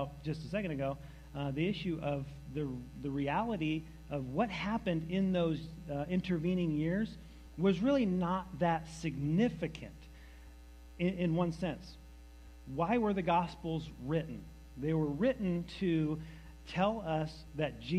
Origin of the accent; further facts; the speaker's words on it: New Hampshire, United States; also born or lived in Massachusetts; we lived in New Hampshire, but the closest hospital is Massachusetts, so I was born in Massachusetts